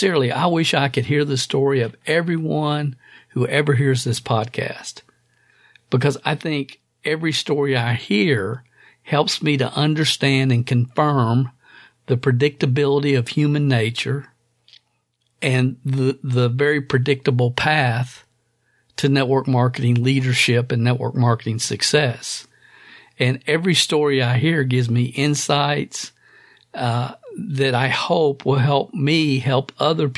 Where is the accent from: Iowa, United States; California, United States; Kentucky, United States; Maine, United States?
Kentucky, United States; Stamping Ground; a kid growing up in Stamping Ground, Kentucky